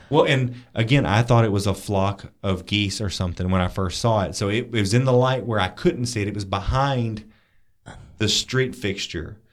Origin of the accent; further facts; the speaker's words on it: Pensacola, Florida, United States; I grew up in Pensacola